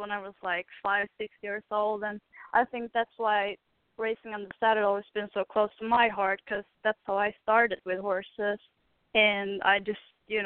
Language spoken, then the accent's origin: English; Sweden; moved away; I'm from Sweden